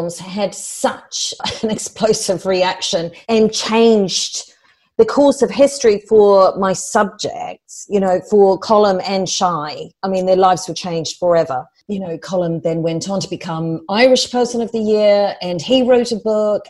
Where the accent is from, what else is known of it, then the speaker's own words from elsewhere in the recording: New Zealand; moved away; I come from New Zealand